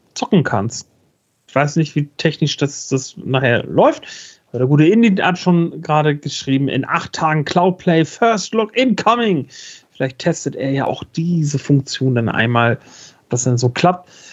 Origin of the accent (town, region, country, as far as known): Northern Germany, Germany